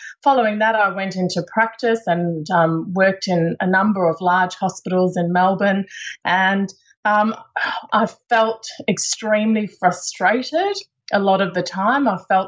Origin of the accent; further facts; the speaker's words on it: South Africa; accent: South African; So you might hear a little bit in my accent that I grew up in South Africa.